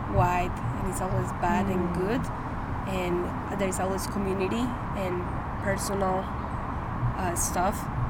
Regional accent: Medellín, Antioquia, Colombia; moved away as an adult; now in Houston, United States; I was born and raised in Medellin, Colombia. I came here 6 years ago

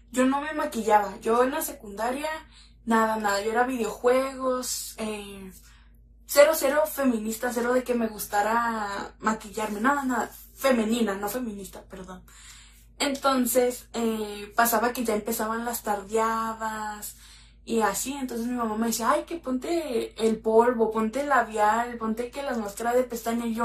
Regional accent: Mexicali, Baja California, Mexico; soy de la ciudad de Mexicali, tengo 24 años

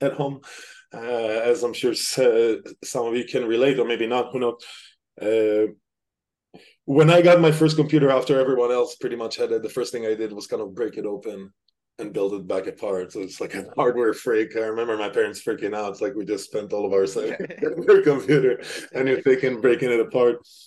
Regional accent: Petah Tikva, Central District, Israel; moved away as an adult; also born or lived in London / Sweden / Denmark / Germany; now in United States; from Israel originally, born in a little town called Petah Tikva. It's a small city right outside of Tel Aviv.

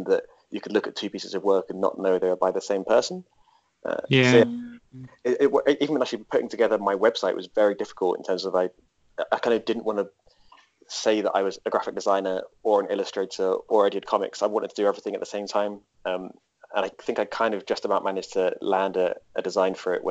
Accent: Essex, East of England, United Kingdom; moved away; I used to work in a comic book shop back in my hometown in Essex

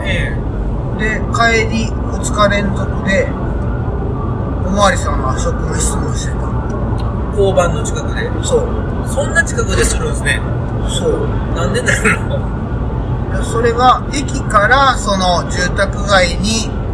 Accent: Kansai, Japan; accent: Kansai dialect; 今は関西弁

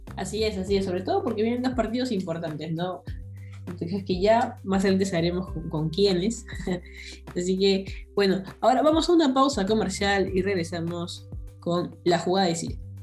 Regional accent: Peru

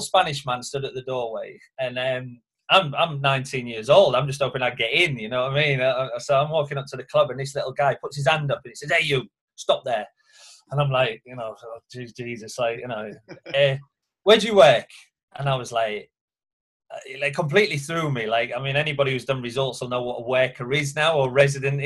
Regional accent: Hull, Yorkshire and the Humber, United Kingdom; moved away as an adult; now in Magaluf, Spain; I'm from Hull, in Yorkshire, so that's where obviously up until that point, that's where I'd been. I didn't know anything else, you know, so still living at home with my mum and dad at the time

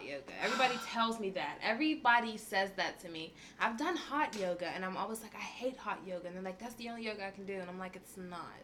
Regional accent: Pittsburgh, Pennsylvania, United States; I'm from Homewood, Susquehanna Street

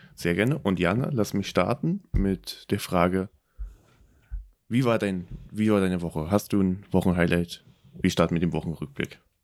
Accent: Germany; mein Heimatland, Deutschland

